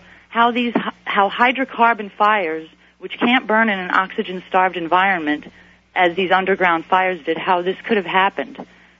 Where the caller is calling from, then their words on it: State College, Pennsylvania, United States; State College, Pennsylvania.